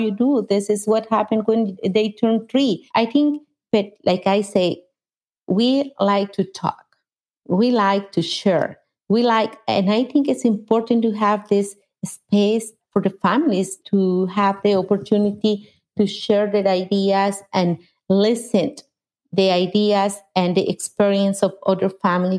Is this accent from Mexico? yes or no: yes; Mexico; English is a second language; moved away as an adult; now in United States; I was born in Mexico, and I moved to the United States 26 years ago.